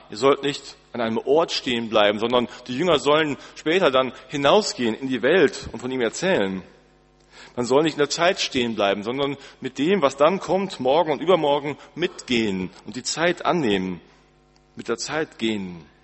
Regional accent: Northern Germany, Germany; Wir als Norddeutsche ähm, haben, glaube ich, alle so nicht so viel Ahnung.

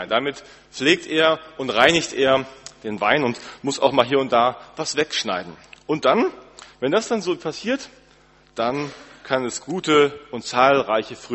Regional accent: Northern Germany, Germany; Wir als Norddeutsche ähm, haben, glaube ich, alle so nicht so viel Ahnung.

